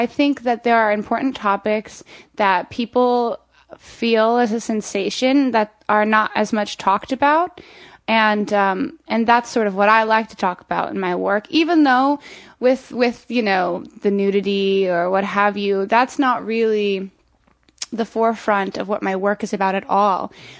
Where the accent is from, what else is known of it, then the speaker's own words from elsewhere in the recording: Florida, United States; also born or lived in Montana; I'm from Florida.